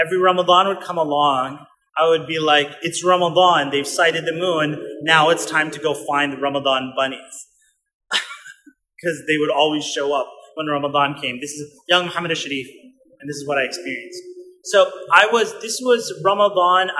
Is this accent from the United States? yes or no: no; Winnipeg, Manitoba, Canada; We grew up in Winnipeg, Manitoba, Canada, in the middle of Canada, freezing cold.